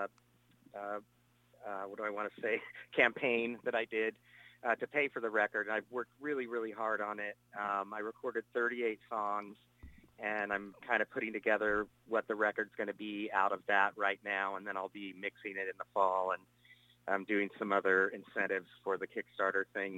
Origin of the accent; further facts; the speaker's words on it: Nebraska, United States; I grew up in Nebraska